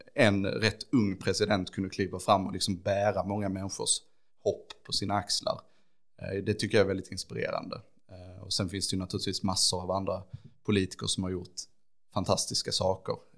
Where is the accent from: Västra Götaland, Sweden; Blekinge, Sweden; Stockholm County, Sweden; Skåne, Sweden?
Skåne, Sweden; Ängelholm; jag är ju uppvuxen i Skälderviken och så och har liksom växt upp i den här stan